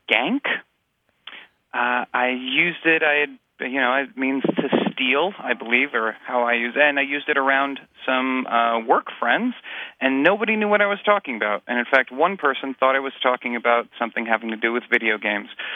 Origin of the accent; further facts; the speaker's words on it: outside of Philadelphia, New Jersey, United States; now in Los Angeles, United States; I grew up in the Northeast in New Jersey outside of Philadelphia